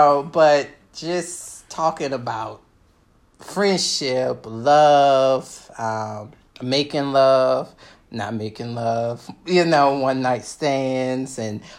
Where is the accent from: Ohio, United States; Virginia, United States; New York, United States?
Virginia, United States; Richmond; I hail from Richmond, Virginia.